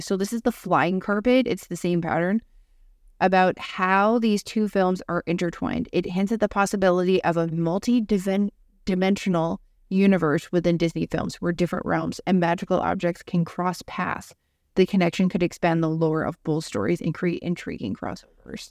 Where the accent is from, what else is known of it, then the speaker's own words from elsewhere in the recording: Canada; Justin Trudeau about this, who's our prime minister.